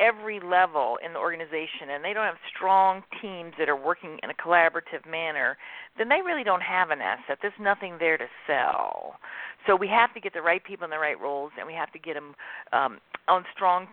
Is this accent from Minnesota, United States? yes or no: no; Mississippi, United States; moved away as an adult; now in Phoenix, United States; I grew up in Mississippi, where I'm a fifth-generation entrepreneur